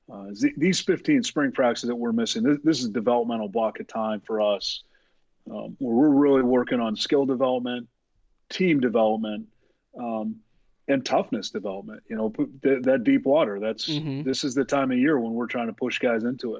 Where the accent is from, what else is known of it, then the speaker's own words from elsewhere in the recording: Iowa City, Iowa, United States; I was raised in Iowa City